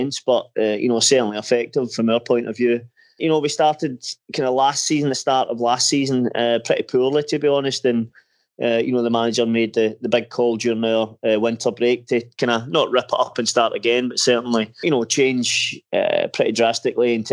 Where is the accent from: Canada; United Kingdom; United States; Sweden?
United Kingdom; Erskine, Scotland; also born or lived in Glasgow; I was actually brought up kind of probably somewhere in between, to be honest, a town called Erskine.